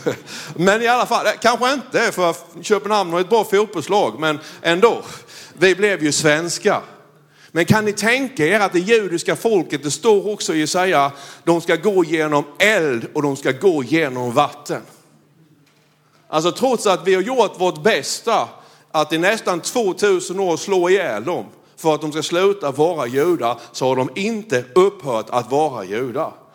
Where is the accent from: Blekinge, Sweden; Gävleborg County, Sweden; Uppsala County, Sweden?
Blekinge, Sweden; jag är ju från Blekinge